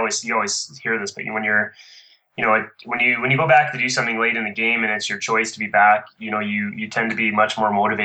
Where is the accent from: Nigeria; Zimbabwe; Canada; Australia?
Canada; Ottawa, Ontario; moved away as an adult; now in Calgary, Canada; I grew up in Ottawa, which is the capital of Canada, In 92, I moved out here to train at a training center here in Calgary